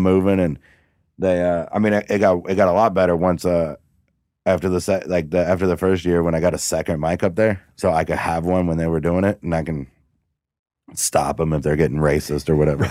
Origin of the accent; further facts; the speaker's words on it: Cincinnati, Ohio, United States; I was from Cincinnati, not Houston